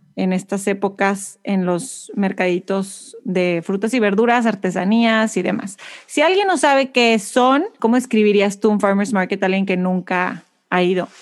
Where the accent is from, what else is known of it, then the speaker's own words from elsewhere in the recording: Monterrey, Nuevo León, Mexico; now in Houston, United States; siempre me recuerda de donde yo soy, porque Monterrey es igualito